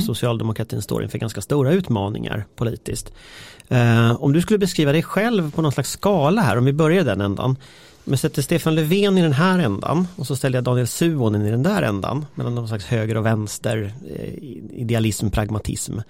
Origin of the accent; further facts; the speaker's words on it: Gothenburg, Västra Götaland, Sweden; jag är ändå från Göteborg